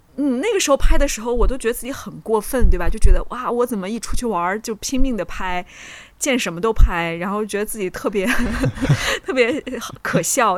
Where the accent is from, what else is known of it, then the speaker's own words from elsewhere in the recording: Jinan, Shandong, China; 因为济南也是算北方嘛，我们有的时候那个冬天下雪